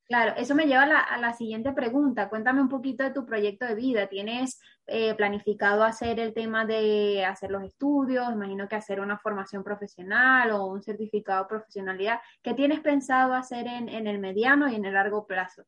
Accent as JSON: {"language": "Spanish", "country": "Venezuela", "moved": "yes", "lives_now": "Spain", "said": "como venezolano, que, que es mi caso también"}